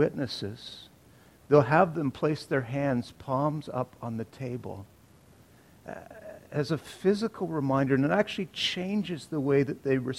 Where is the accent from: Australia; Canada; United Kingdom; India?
Canada; We're Canadian Baptists